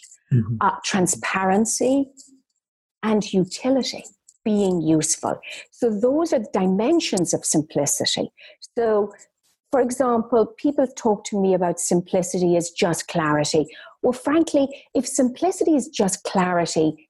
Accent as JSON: {"language": "English", "country": "Ireland", "tie": "born or raised there", "said": "I'm Irish. Mm-hmm. Well, I grew up very modestly in Ireland"}